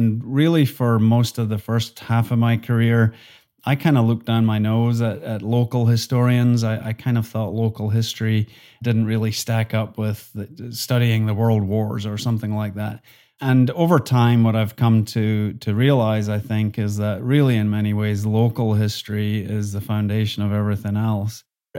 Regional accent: Scotland, United Kingdom; accent: Highland and Lowland Scottish; my accent is a mixture of Highland Scottish and Lowland Scottish, which ends up being pretty similar to a Northern Irish accent.

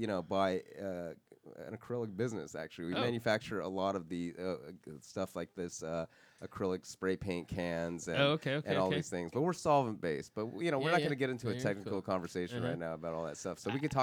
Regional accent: Los Angeles, California, United States; I'm from Los Angeles, you know, I'm born here

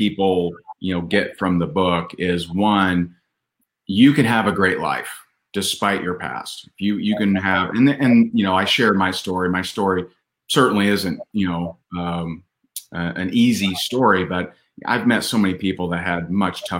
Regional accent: Indiana, United States; in my home state of Indiana

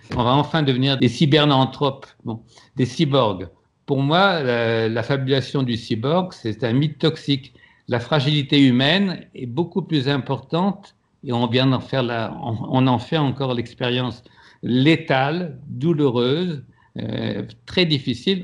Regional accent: France; moved away; also born or lived in Quebec; à, Paris, je suis un immigré, et puis au Québec, je suis un Français

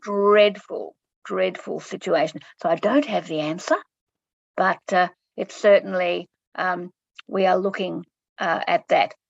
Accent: Clayton, Victoria, Australia; I grew up in Clayton

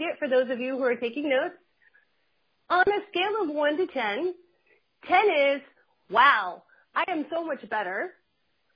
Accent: Huntington Beach, California, United States; I grew up in Huntington Beach playing volleyball on the sands

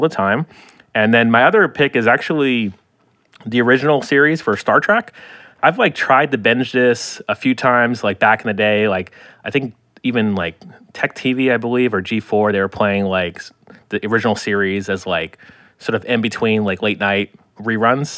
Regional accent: Florida, United States; I'm from Florida

